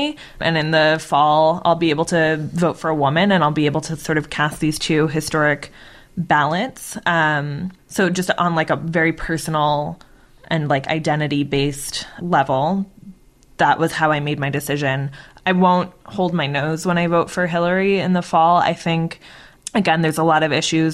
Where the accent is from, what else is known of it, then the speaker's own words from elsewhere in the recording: Massachusetts, United States; now in Washington, D.C., United States; I grew up in Massachusetts